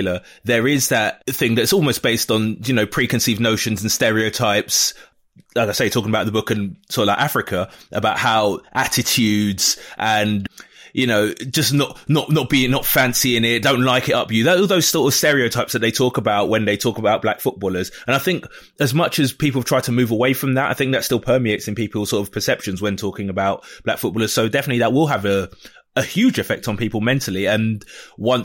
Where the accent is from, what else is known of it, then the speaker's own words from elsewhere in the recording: England, United Kingdom; I didn't grow up in Nigeria. I grew up in England, and by all accounts, I'm British.